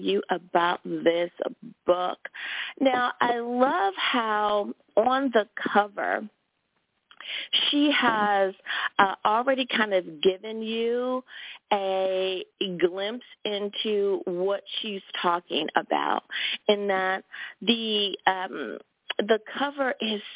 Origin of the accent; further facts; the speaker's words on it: United States; my home country. Thank you, USA